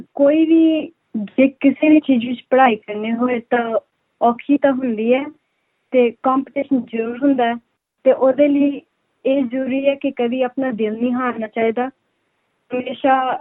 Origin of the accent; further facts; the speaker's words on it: Amritsar, Punjab, India; first language Punjabi; now in Sydney, Australia; ਮੈਂ ਅੰਮ੍ਰਿਤਸਰ ਤੋਂ ਹਾਂ